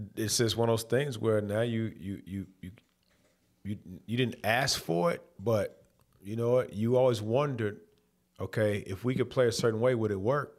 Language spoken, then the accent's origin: English; Louisville, Kentucky, United States; moved away as an adult; also born or lived in Detroit; growing up in Louisville, Kentucky